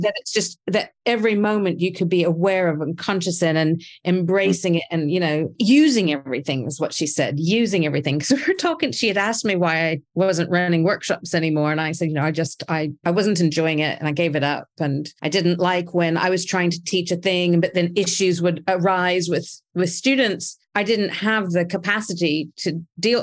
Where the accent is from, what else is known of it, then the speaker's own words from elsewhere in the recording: United States; I was raised in America